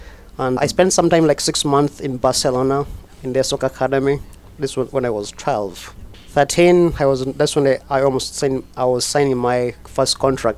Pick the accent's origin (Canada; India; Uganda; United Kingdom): Uganda; moved away as an adult; now in Libertyville, United States; I had a very interesting story growing up because in Uganda, all the kids, especially the boys growing up, the primary game they can play is soccer.